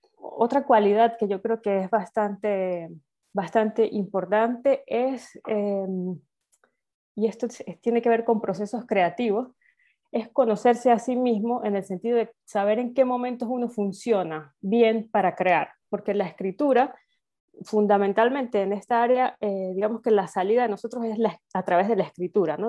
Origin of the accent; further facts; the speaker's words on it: Venezuela; moved away as an adult; also born or lived in Spain; now in Salamanca, Spain; soy venezolana, en Venezuela hice mi carrera de historia y luego emigré a España